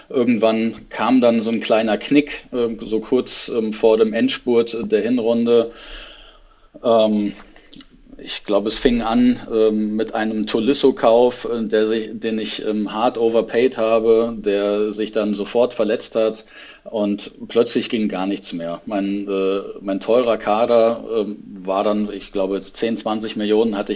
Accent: Hesse, Germany; born there; Also als äh, in, zwar gebürtiger Hesse, aber inzwischen ähm, dann doch äh, etwas verwurzelter äh, Norddeutscher.

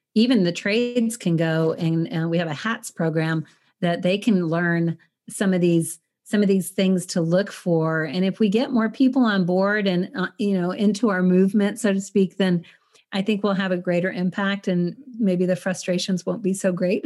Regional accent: El Paso, Texas, United States; moved away; I'm from El Paso

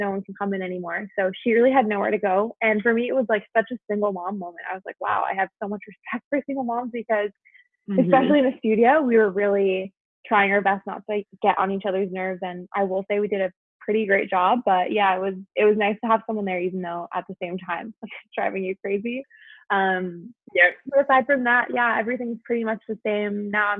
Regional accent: Taiwan; moved away; also born or lived in New York, United States; And I was born here in New York, and then my family actually moved when I was 7 years old. So we moved to Taiwan, which is the first international move that we ever did.

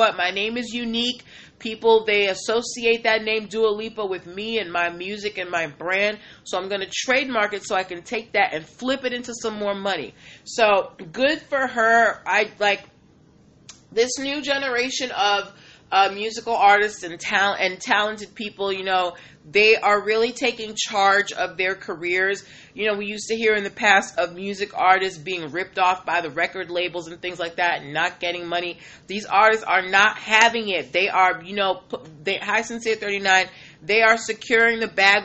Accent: Boston, Massachusetts, United States; I'm born and raised in Boston

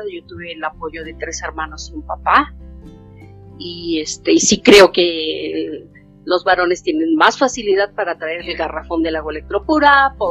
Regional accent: Mexico; básicamente me considero una mexicana, consciente de sus derechos

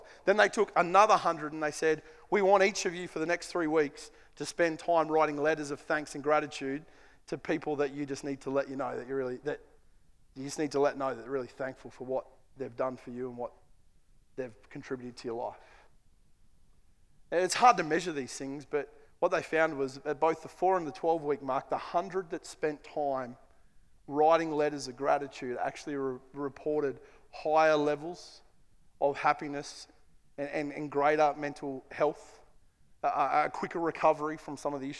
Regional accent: Queensland, Australia; I'm a Queenslander

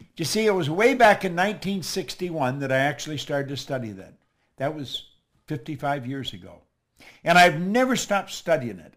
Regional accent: Toronto, Ontario, Canada; moved away; also born or lived in Chicago; I'm actually from Toronto.

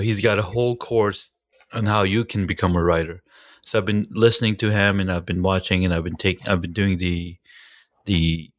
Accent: Pakistan; I'm from Pakistan myself.

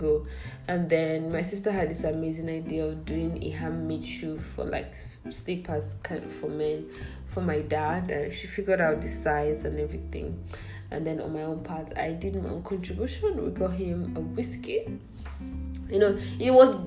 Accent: Abia, Nigeria; I'm from Abia State

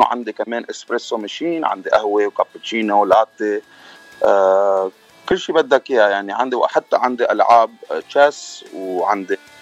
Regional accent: Lebanon; moved away as an adult; now in United States; انا من لبنان آه، جيت لهالبلد قبل تسع سنين

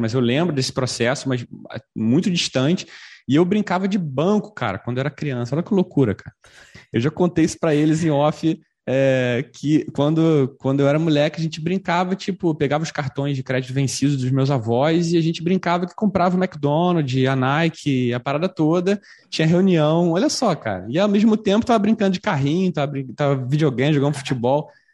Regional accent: Brazil; falando como brasileiro

